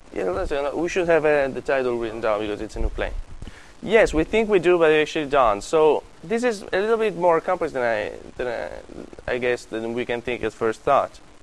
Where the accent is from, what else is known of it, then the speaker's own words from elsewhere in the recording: Sicily, Italy; moved away; I come from Sicily.